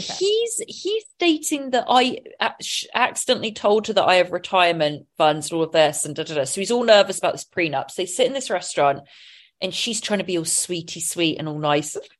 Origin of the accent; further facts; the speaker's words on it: England, United Kingdom; being English